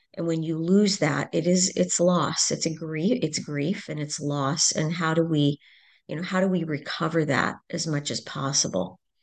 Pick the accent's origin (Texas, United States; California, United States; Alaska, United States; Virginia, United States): Virginia, United States; Fairfax; I'm originally from Virginia, uh, just outside the Beltway in Washington, D C, Fairfax